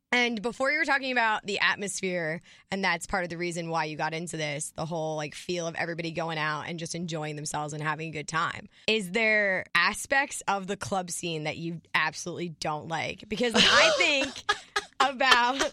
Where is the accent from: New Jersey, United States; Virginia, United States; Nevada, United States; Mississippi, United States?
New Jersey, United States; We're from New Jersey.